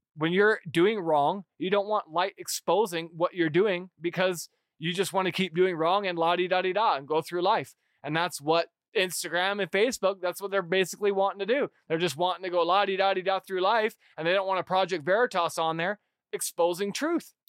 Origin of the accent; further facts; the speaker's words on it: United States; I as an American